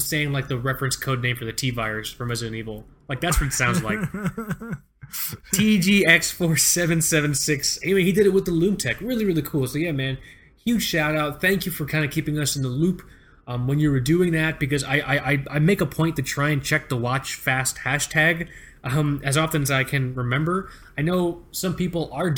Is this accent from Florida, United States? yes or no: yes; Florida, United States; moved away; I grew up in Florida